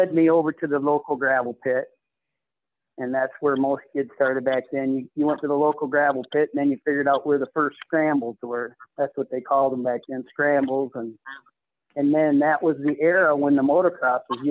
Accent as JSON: {"language": "English", "town": "Hartland", "region": "Michigan", "country": "United States", "said": "I was from Heartland, Michigan, so that's just a half hour south of Flint"}